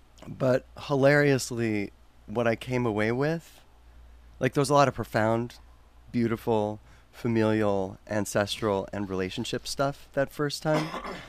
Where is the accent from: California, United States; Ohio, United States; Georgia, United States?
Ohio, United States; Cleveland; moved away